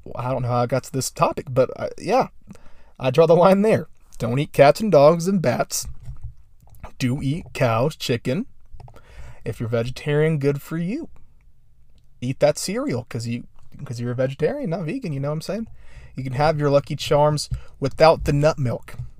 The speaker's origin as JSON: {"language": "English", "region": "Indiana", "country": "United States", "tie": "born or raised there", "said": "my home state"}